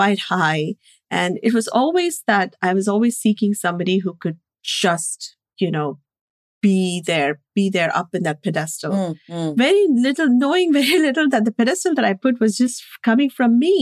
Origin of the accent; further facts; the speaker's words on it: India; moved away; growing up in India with a very abusive environment